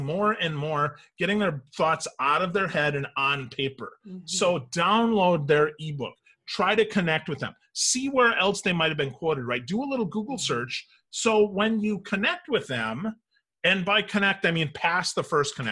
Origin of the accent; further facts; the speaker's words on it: Wisconsin, United States; moved away; I'm originally from Wisconsin